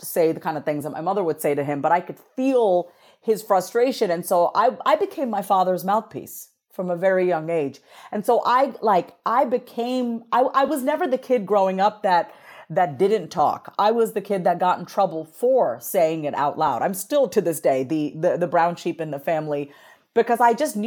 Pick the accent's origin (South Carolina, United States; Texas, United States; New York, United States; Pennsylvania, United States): New York, United States; Long Island; I grew up on Long Island, New York, as a first generation Indian immigrant woman.